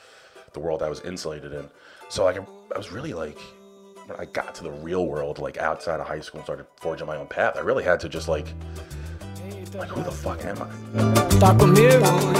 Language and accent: English; New York City, New York, United States; I'm from Queens, born and raised.